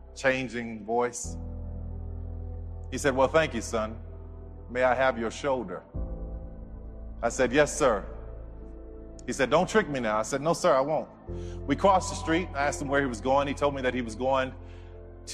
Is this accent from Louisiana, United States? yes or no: yes; New Orleans, Louisiana, United States; I grew up in New Orleans